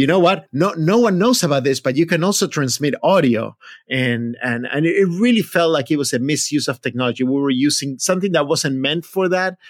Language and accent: English; Buenos Aires, Argentina; moved away; I grew up in Buenos Aires, Argentina